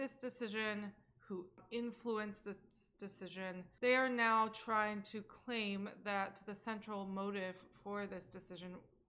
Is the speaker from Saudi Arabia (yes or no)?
yes; Saudi Arabia; now in United States; I'm Saudi, and a lesbian.